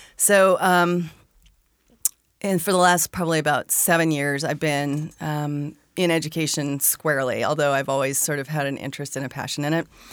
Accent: Arizona, United States; I grew up in Arizona.

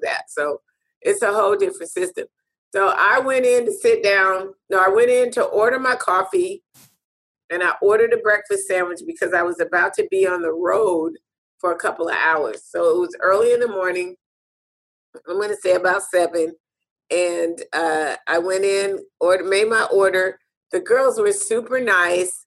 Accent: United States; I'm coming from America

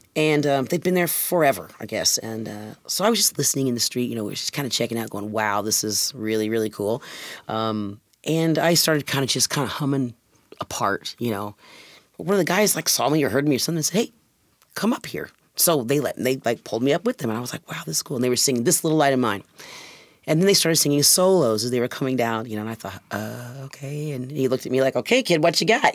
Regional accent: Indiana, United States; moved away as an adult; now in Washington, United States; I was born and raised in Indiana

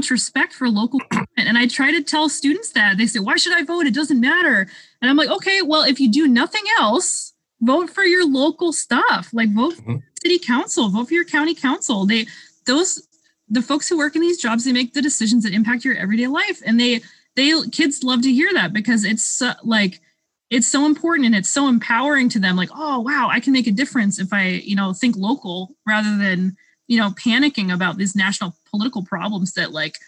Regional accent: Pacific, Washington, United States; I'm from Pacific, and Pacific has 6,600 people in it

